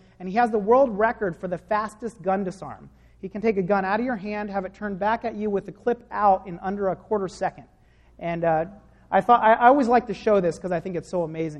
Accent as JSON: {"language": "English", "town": "San Diego", "region": "California", "country": "United States", "said": "I'm actually from San Diego."}